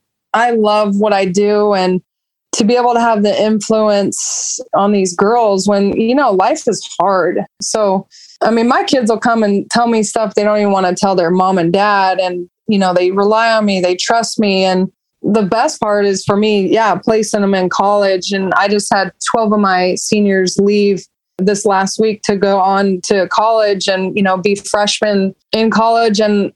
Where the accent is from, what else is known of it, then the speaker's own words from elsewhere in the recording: Roseville, United States; And luckily I was from Roseville, so I sort of had a name.